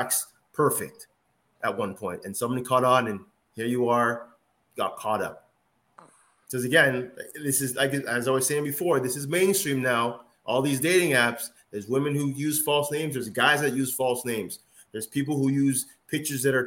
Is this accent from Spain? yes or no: no; Nigeria; I'm a Nigerian.